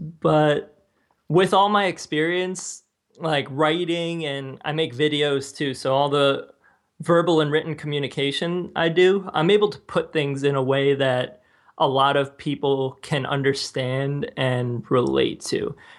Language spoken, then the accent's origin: English; New Jersey, United States; I grew up in New Jersey, and a lot of people were Christian, particularly like Roman Catholic.